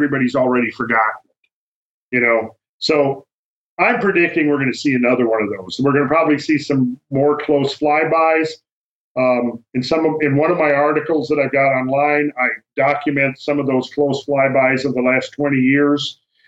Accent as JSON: {"language": "English", "area": "near Minneapolis", "region": "Minnesota", "country": "United States", "tie": "born or raised there", "moved": "yes", "said": "I'm from Minnesota. I grew up in Minnesota"}